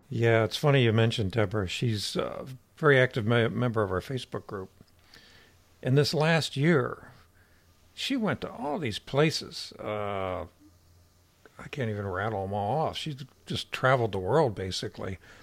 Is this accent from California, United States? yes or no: no; Ohio, United States; moved away; I'm from Ohio